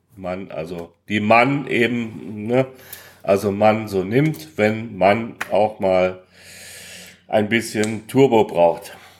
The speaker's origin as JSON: {"language": "German", "region": "Hesse", "country": "Germany", "said": "als Hesse"}